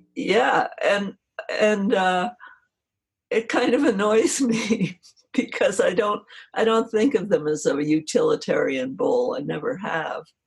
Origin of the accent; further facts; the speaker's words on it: New Jersey, United States; moved away; I grew up where I grew up in New Jersey.